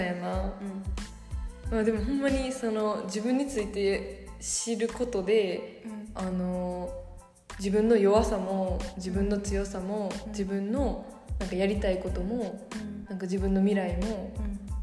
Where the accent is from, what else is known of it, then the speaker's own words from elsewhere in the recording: Japan; 日本でずっと生まれ育って育って日本のことしか知らへん